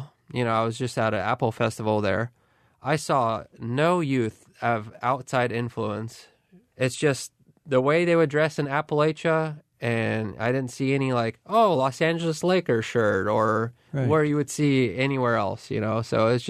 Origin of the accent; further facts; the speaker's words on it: Barrie, Ontario, Canada; I grew up in Barrie. I never met a single person that owned a gun.